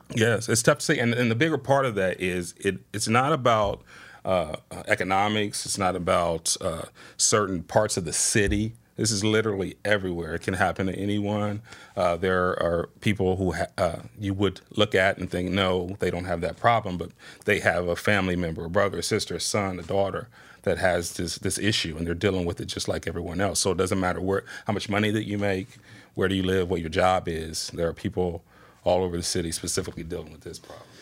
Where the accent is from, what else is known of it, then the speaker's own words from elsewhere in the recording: Springfield, Ohio, United States; born and raised in Springfield, Southwest Side resident